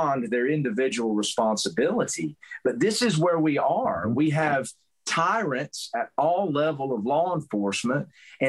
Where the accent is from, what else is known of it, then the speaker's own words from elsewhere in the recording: Hickory, North Carolina, United States; accent: southern; my home town police department, Hickory, North Carolina